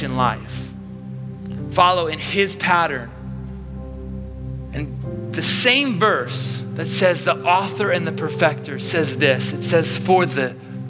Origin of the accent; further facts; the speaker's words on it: Chicago, Illinois, United States; moved away as an adult; now in Orange County, United States; being from Chicago